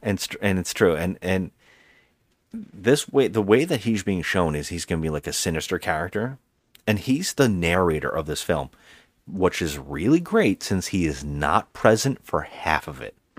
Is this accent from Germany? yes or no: no; Ireland; as an Irishman